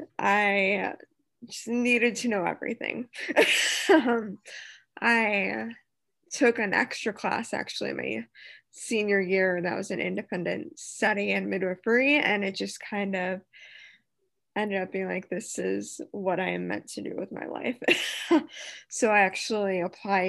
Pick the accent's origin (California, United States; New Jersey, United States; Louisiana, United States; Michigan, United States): Michigan, United States; Detroit; born and raised in the Metro Detroit area